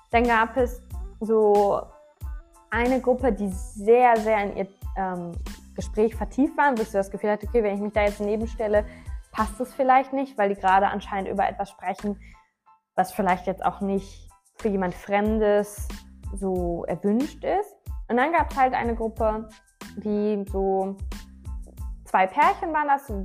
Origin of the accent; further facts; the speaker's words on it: Düsseldorf, North Rhine-Westphalia, Germany; Ich so, ja, äh, ich komme ein bisschen weiter weg her, aus Düsseldorf.